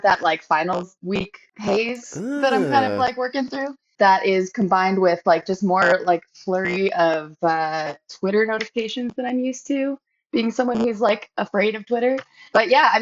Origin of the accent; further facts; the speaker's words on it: Bay Area, California, United States; moved away as an adult; also born or lived in Chicago; I grew up in the Bay Area here and then lived in Chicago for 11 years that ended at the end of last year